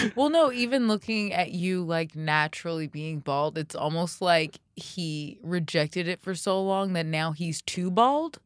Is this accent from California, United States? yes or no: no; Florida, United States; growing up in Florida